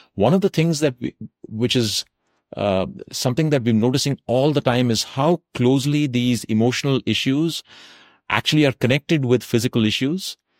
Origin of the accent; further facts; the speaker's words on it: South India, India; also born or lived in Tamil Nadu; now in North India; what we grew up with in South India